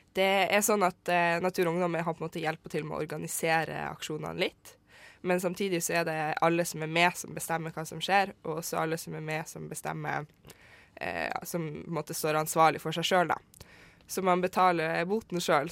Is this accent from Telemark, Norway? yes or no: no; Vesterålen, Nordland, Norway; Jeg kommer fra Vesterålen, og der kaller vi det egentlig bare for myrebunad